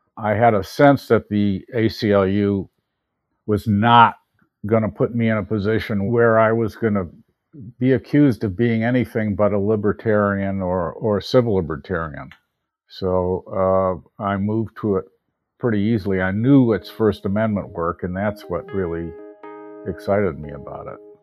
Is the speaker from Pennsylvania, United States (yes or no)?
no; Park Forest, Illinois, United States; also born or lived in Chicago, Illinois; I was born on the north side of Chicago in the Rogers Park area. Mm-hmm. And we moved to the south suburbs, a place called Park Forest